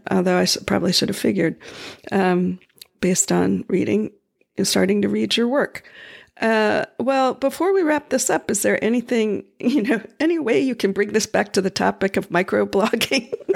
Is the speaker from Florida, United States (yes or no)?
yes; Florida, United States; I grew up in Florida